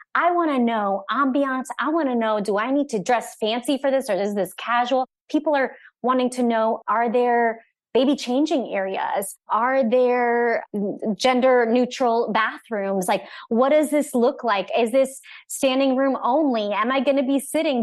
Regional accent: Orlando, Florida, United States; I'm from Orlando

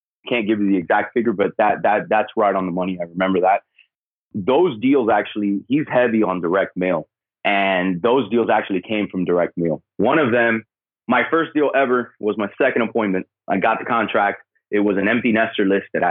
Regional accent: Miami, Florida, United States; I'm originally from Miami

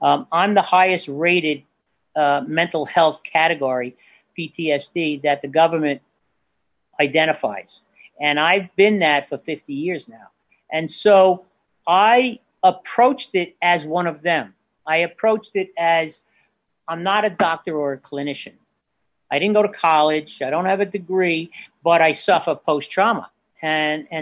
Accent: Bay Shore, New York, United States; my hometown of Bay Shore

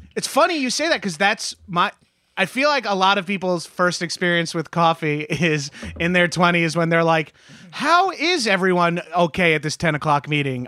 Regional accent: New York, United States; moved away as an adult; now in Los Angeles, United States; growing up as a New Yorker or a Northeasterner

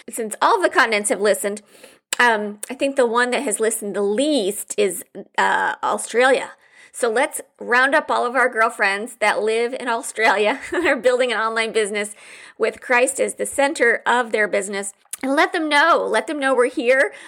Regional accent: Midwest, United States; growing up in the Midwest

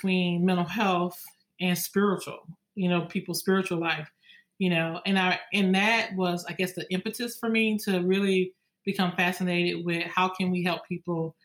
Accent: Louisiana, United States; I was born and raised in Louisiana

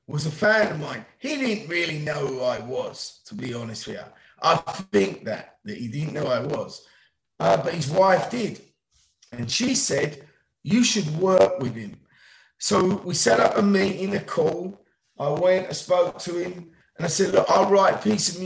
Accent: England, United Kingdom; now in United States; I'm an English man living here

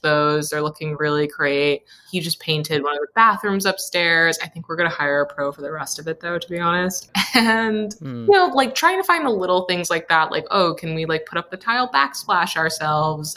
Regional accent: Saratoga Springs, New York, United States; also born or lived in Brooklyn, New York; now in Hudson Valley, United States; I grew up in Victorian homes. Saratoga, the town that I'm from, is like a Victorian era town

